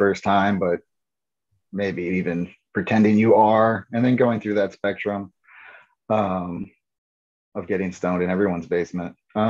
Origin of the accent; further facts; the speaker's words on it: United States; born there; So I was born in the United States